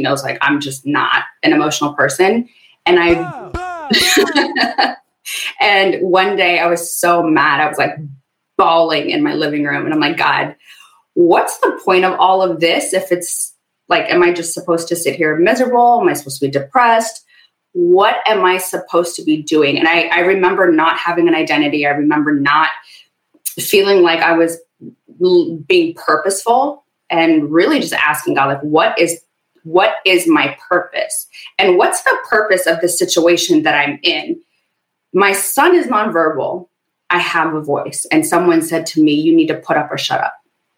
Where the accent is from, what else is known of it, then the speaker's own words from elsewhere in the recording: Ethiopia; also born or lived in Sudan; I was born in a refugee camp. So I've got this, I'm Ethiopian, but I was born in Sudan.